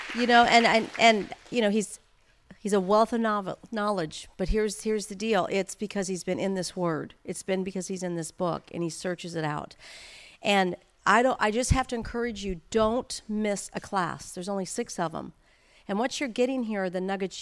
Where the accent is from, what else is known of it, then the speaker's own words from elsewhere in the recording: St. Louis, Missouri, United States; now in Anaheim Hills, United States; I grew up in Saint Louis, Missouri